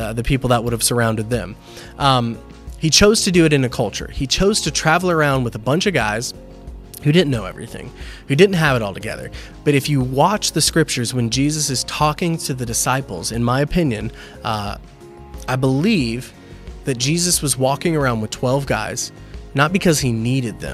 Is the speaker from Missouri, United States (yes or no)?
no; Lakeland, Florida, United States; moved away as an adult; now in New Port Richey, United States; we are mostly from Lakeland